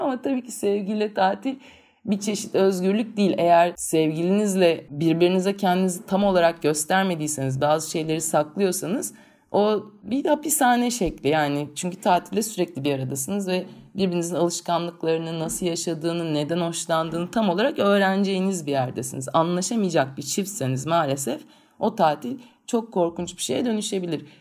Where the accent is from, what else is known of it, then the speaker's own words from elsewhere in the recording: İzmir, Turkey; also born or lived in Çeşme; biz İzmirliyiz, Çeşme'de çok büyük bir zamanımızı